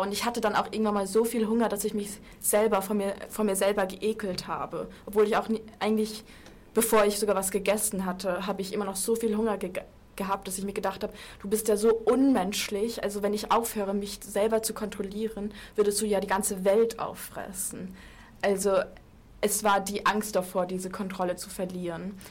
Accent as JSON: {"language": "German", "town": "Munich", "region": "Bavaria", "country": "Germany", "moved": "yes", "said": "Ich bin Münchnerin"}